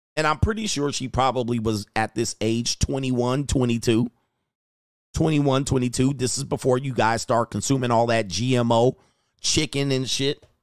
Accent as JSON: {"language": "English", "region": "Southern California", "country": "United States", "tie": "born or raised there", "also_born_or_lived": "Orange County", "said": "living in Orange County, growing up in Southern California, going to nightclubs in L"}